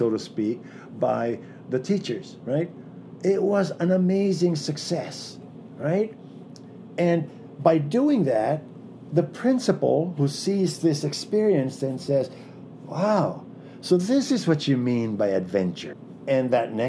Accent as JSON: {"language": "English", "country": "Philippines", "tie": "born or raised there", "moved": "yes", "said": "I grew up in the Philippines. I'm a person of color."}